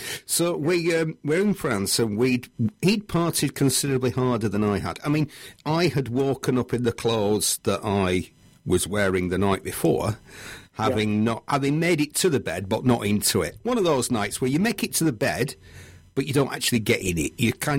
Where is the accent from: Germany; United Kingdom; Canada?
United Kingdom; Because we're British, you don't want to disappoint everyone, do you?